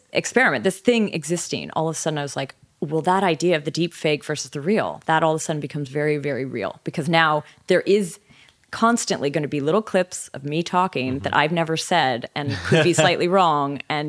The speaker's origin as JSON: {"language": "English", "country": "Canada", "accent": "generic North American", "said": "I think I have sort of a generic North American accent, but I am from Canada."}